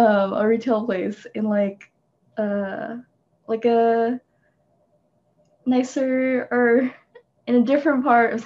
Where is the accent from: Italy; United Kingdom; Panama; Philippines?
Philippines; I just wanted to donate to them too, because that's my home country. And it's a little bit harder to find reputable funds to donate to for the Philippines